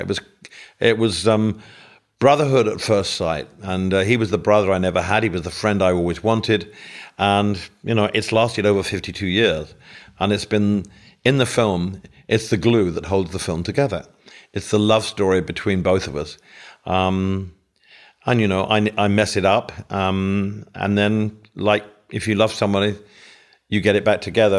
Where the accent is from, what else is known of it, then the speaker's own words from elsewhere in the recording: England, United Kingdom; living in England